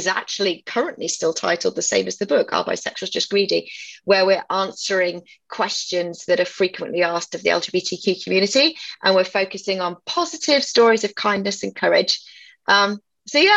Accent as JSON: {"language": "English", "region": "England", "country": "United Kingdom", "accent": "British", "moved": "as an adult", "lives_now": "Austin, United States", "said": "I was 21 when I left England in 1998."}